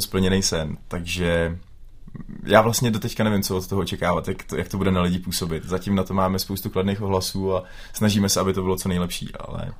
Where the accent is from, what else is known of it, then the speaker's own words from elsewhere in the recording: Plasy, Plzeň Region, Czechia; my jsme obyčejní kluci z Plas